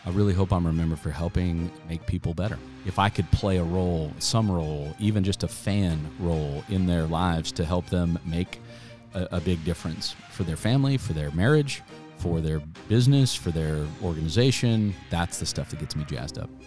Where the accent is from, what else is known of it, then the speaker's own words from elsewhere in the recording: Wichita, Kansas, United States; moved away as an adult; I grew up in Wichita